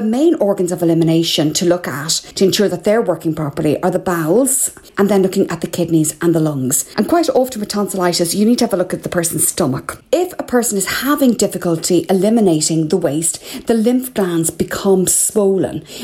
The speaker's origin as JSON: {"language": "English", "country": "Ireland", "said": "I'm …"}